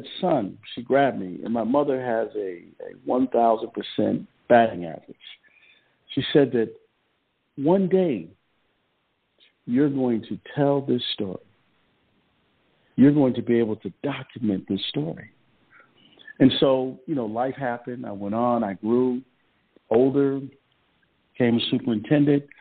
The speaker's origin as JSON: {"language": "English", "town": "Rochester", "region": "New York", "country": "United States", "tie": "born or raised there", "said": "I was a fourth grade student growing up in Rochester, New York"}